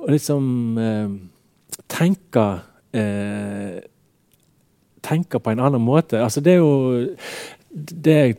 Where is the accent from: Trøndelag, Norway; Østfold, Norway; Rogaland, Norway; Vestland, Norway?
Vestland, Norway; Radøy; now in Bergen, Norway; Og jeg merker jo òg for meg sjøl, når jeg kom fra Radøy til Bergen, mm. hvor stor skilnaden var. Sant? For at når jeg vokste opp